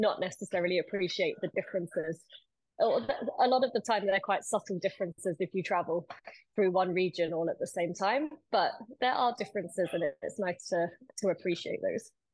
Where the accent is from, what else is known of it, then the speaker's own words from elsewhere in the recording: United Kingdom; we're both British